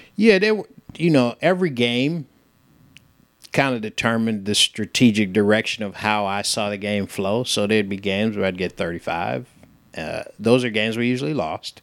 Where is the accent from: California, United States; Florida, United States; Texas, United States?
California, United States; San Francisco; moved away as an adult; also born or lived in United Kingdom; now in Chattanooga, United States; I grew up in San Francisco